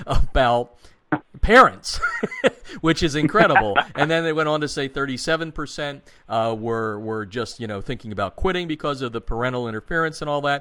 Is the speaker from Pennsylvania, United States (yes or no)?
yes; Pennsylvania, United States; born or raised there